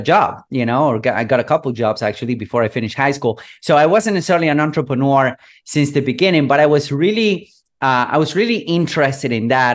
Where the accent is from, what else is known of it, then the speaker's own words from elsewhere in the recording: Buenos Aires, Argentina; I'm from Buenos Aires, third world country. I was born and raised here.